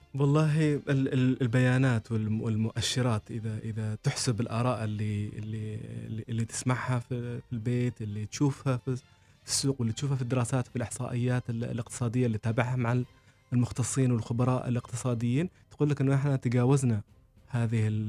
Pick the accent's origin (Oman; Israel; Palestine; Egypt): Oman; القيم اللي نحن نحملها كعمانيين